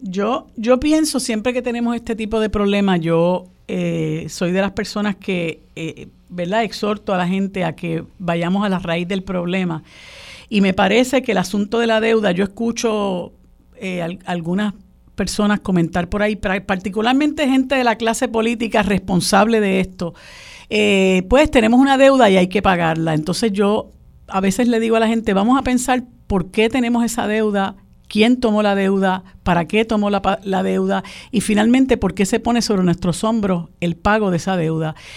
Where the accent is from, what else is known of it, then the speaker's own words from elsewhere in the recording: Puerto Rico; nuestros compatriotas puertorriqueños